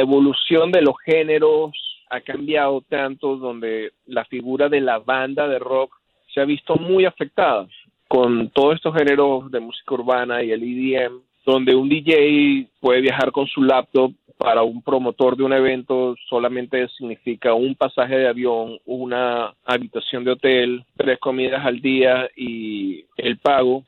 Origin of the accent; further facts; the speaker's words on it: Venezuela; moved away as an adult; also born or lived in Seattle; cuando estaba creciendo como un adolescente en Venezuela